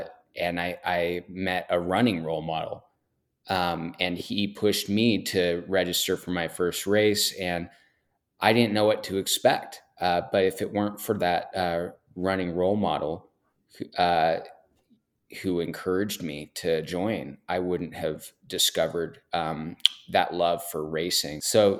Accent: Portland, Oregon, United States; Yeah, I'm born and raised in Portland, Oregon.

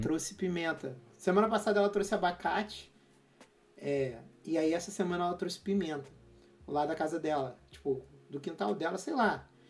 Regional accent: Rio de Janeiro, Brazil; sou do Rio

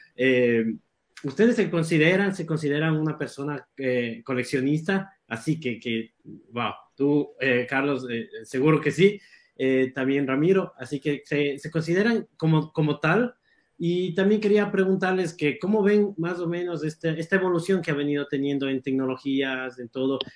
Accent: Ecuador; las personas que nacimos con el, eh, en Ecuador

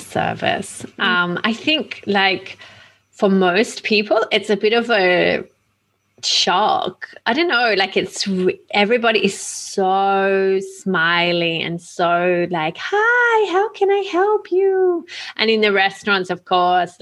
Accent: Australia; also born or lived in Milan; I'm Australian

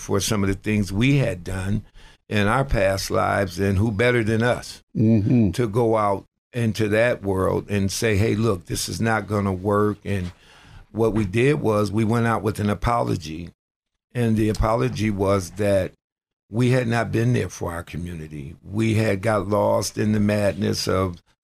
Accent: Buffalo, New York, United States; moved away as an adult; now in Erie, United States; I grew up in Buffalo, New York, and I had lived in Erie actually a couple times

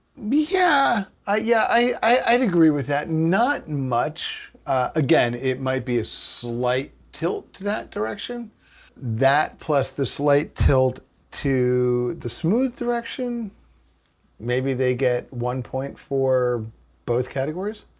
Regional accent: New Jersey, United States; we're from New Jersey

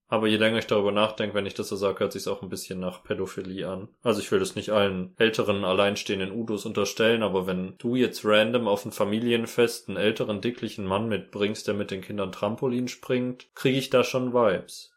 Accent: Hechingen, Baden-Württemberg, Germany; Das ist ein sehr präzises Bild von dem Ort, wo ich aufgewachsen bin. Hechingen umgeben von Kartoffelfeldern

